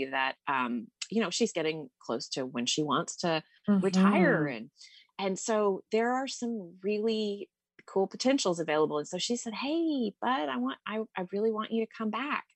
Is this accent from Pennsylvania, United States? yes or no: no; Texas, United States; moved away as an adult; also born or lived in Austin, Texas / Seattle; now in Petaluma, United States; my hometown or Austin, where I lived the majority of my time in Texas